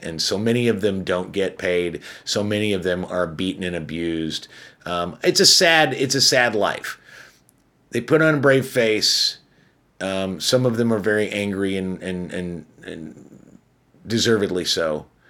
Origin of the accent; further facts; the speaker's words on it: Chicago, Illinois, United States; I'm from Chicago as well